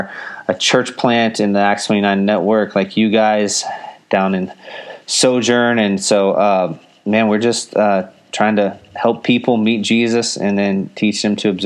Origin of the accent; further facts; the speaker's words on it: Houston, Texas, United States; now in San Antonio, United States; I was born and raised in Houston, Texas